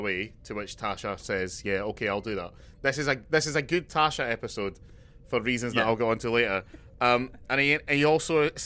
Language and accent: English; Scotland, United Kingdom; as a Scotsman